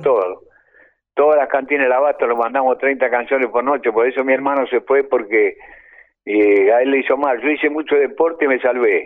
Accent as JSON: {"language": "Spanish", "town": "Bahía Blanca", "region": "Buenos Aires Province", "country": "Argentina", "also_born_or_lived": "Colombia", "moved": "yes", "said": "salí este, de Bahía Blanca con mi hermana Irma del Valle"}